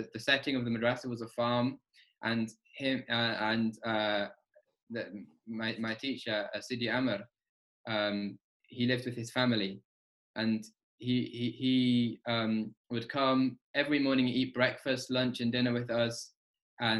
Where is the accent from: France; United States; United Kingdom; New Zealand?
United Kingdom; Burton-on-Trent, West Midlands; also born or lived in Birmingham; I grew up in Burton-on-Trent.